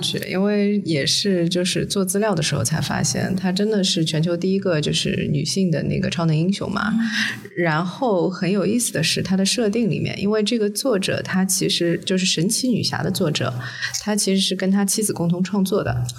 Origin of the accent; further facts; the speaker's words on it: Shanghai, China; 从小在上海长大的